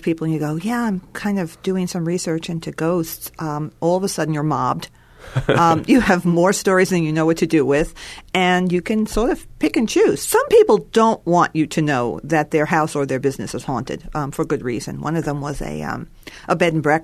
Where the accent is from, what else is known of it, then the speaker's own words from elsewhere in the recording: New York, United States; now in Missouri, United States; I come from New York